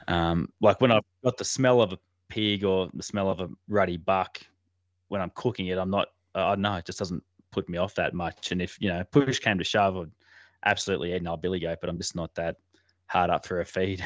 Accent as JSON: {"language": "English", "area": "Armidale", "region": "northern New South Wales", "country": "Australia", "tie": "born or raised there", "said": "I was actually born in Armidale, but I've only lived here, um, for the last few years, maybe four or five years. Um, so, but yeah, sort of originally based around that northern New South Wales area"}